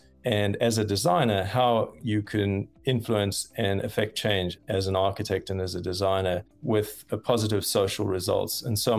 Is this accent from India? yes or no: no; South Africa; moved away as an adult; also born or lived in Cape Town, South Africa; now in United States; I was born in South Africa, came to the United States essentially to study master's in architecture, having come from University of Cape Town.